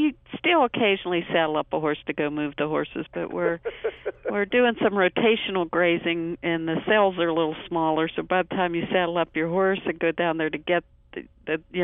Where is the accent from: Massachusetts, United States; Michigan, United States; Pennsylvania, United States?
Pennsylvania, United States; moved away as an adult; also born or lived in Colorado; I grew up in Pennsylvania